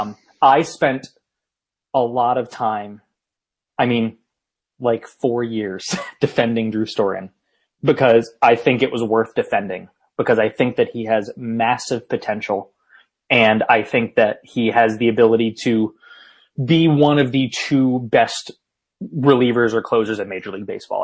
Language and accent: English; Northeast, United States; moved away; I grew up in the Northeast where we have real pizza